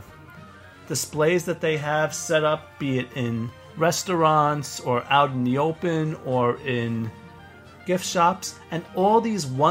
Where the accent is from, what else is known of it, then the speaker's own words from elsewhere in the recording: New York, United States; I know we're both from New York